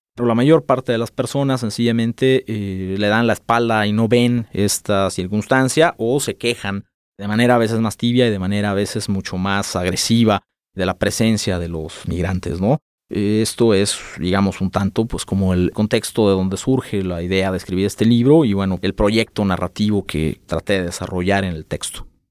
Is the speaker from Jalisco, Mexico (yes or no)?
yes; Guadalajara, Jalisco, Mexico; nací acá en Guadalajara